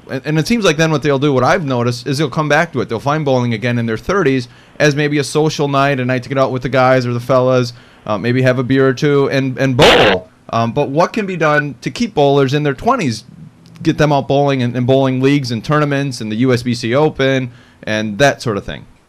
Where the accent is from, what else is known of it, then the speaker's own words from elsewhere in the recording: Wisconsin, United States; my friends who I grew up with in Wisconsin